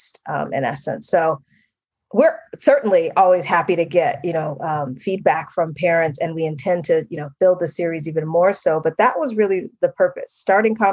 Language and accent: English; Massachusetts, United States; one of my very best friends that I grew up with in Massachusetts